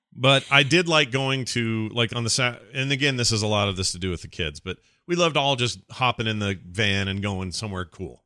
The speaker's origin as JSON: {"language": "English", "town": "Sandy", "region": "Utah", "country": "United States", "tie": "born or raised there", "said": "It's where I was born. I was raised in Sandy. I lived there my whole life."}